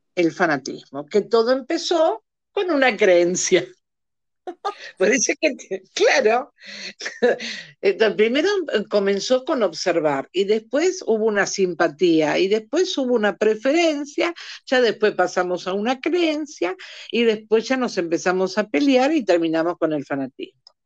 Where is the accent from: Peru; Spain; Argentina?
Argentina; en mi país, Argentina, para el, para, para el que no se dio cuenta que soy argentina